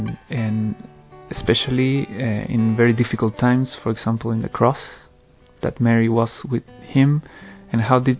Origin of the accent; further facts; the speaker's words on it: Chile; moved away; I'm originally from Chile